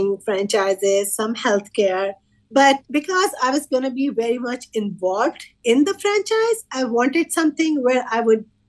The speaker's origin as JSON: {"language": "English", "town": "Lahore", "region": "Punjab", "country": "Pakistan", "tie": "born or raised there", "moved": "as an adult", "lives_now": "Fremont, United States", "said": "I was born and raised in Lahore, Pakistan"}